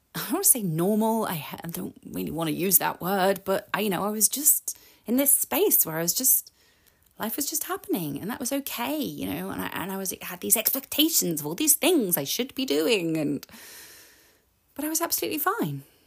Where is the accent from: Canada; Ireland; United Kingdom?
United Kingdom; I'm British